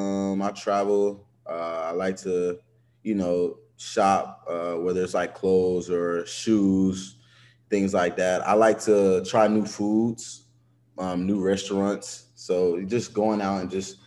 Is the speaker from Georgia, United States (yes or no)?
yes; Atlanta, Georgia, United States; I'm a kid from Atlanta, Georgia. That's where I grew up